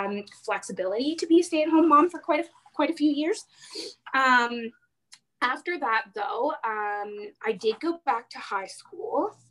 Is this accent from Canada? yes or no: yes; Mattawa, Ontario, Canada; moved away as an adult; now in Ottawa Valley, Canada; So I am originally from Mattawa, which is about 40 minutes before you hit North Bay